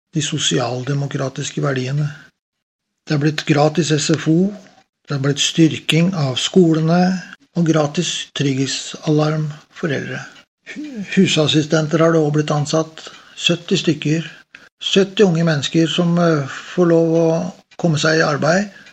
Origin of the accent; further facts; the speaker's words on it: Oslo, Norway; moved away as an adult; now in Stavanger, Norway; Jeg er født og oppvokst i Oslo og kom til Stavanger i 1988